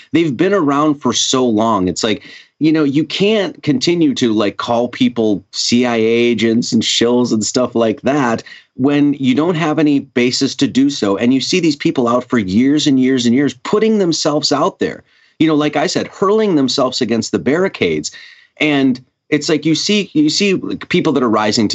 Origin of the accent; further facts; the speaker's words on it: Wisconsin, United States; now in Hawaii, United States; I grew up in Wisconsin